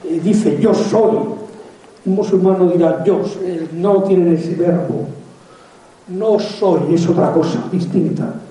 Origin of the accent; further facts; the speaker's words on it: Spain; Pero es que todos los españoles somos mestizos.